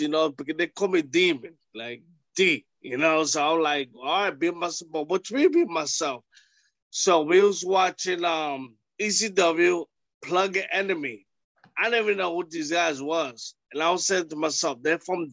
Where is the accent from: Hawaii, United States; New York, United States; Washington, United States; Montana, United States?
New York, United States; New York City; I beat him at Ring of Honor in New York City because it was my hometown.